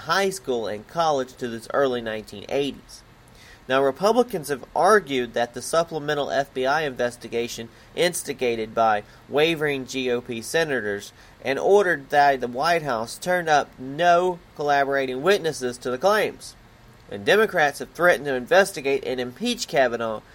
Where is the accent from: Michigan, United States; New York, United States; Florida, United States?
Florida, United States; Pensacola; I was born in Pensacola, Florida